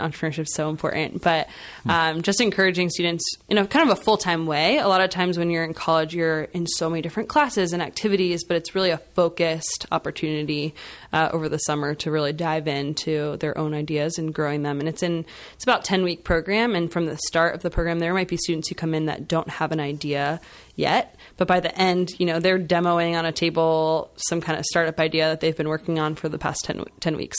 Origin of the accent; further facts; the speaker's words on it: Schnecksville, Pennsylvania, United States; I, um, am from the Lehigh Valley originally. I grew up in Schnexville